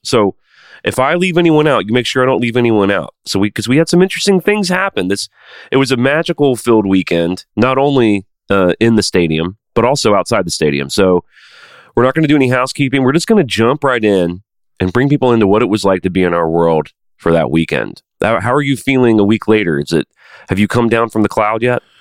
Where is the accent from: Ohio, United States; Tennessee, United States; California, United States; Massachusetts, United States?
Tennessee, United States; Nashville; I'm from Nashville